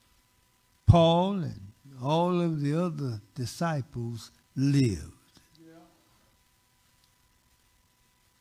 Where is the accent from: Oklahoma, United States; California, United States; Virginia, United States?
Oklahoma, United States; Muskogee; moved away; also born or lived in Phoenix, Arizona / Texas; mother and father moved to Muskogee, Oklahoma